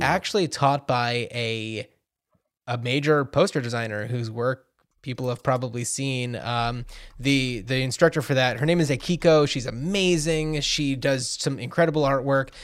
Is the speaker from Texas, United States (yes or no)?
no; New Jersey, United States; we grew up in New Jersey